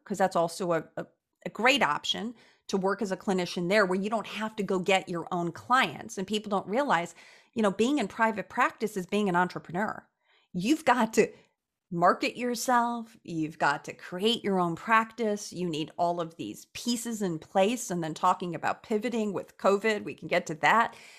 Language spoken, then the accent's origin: English; Chicago, Illinois, United States; I was born and raised in Chicago